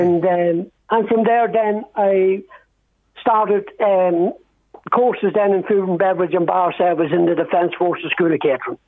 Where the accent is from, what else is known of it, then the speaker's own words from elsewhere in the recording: Dundalk, County Louth, Ireland; now in Italy; I was born and, and reared there